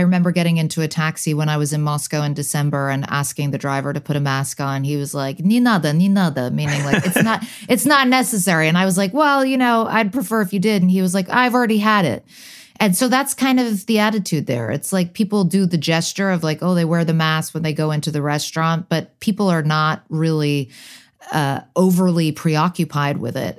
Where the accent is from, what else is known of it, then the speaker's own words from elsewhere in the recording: London, United Kingdom; born there; also born or lived in United States / Hong Kong; My father's British, my mother's American. I was born in London, then I moved to the US, then I moved back to the UK, then I moved back to the US.